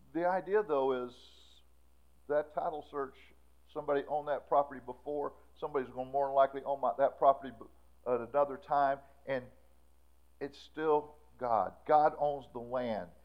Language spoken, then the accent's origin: English; Florida, United States; We grew up in Florida.